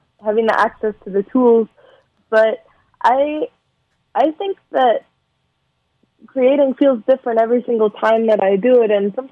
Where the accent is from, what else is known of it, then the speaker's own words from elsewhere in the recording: San Fernando Valley, California, United States; the San Fernando Valley where I'm from